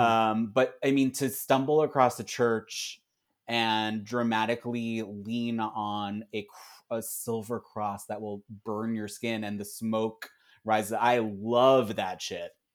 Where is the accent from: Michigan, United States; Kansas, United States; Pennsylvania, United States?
Pennsylvania, United States; Philadelphia; I'm from Philly